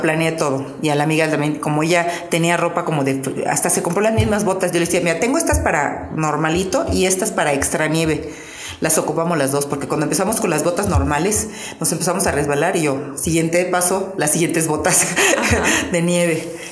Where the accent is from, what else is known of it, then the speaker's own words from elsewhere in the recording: Mexico; Me siento súper orgullosa de ser mexicana